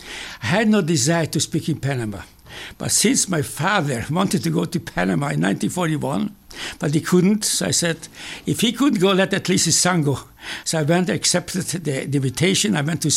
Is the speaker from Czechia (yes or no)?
yes; Czechia; moved away; I was born in Czechoslovakia, the year when Hitler came to power. And I had a very happy childhood. And until 1938, when anti-Semitism reached also Czechoslovakia.